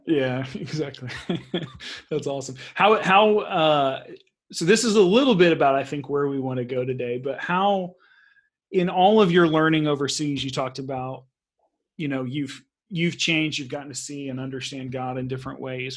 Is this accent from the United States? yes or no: yes; Texas, United States; moved away as an adult; also born or lived in Central Asia; now in Sweden; my American Texan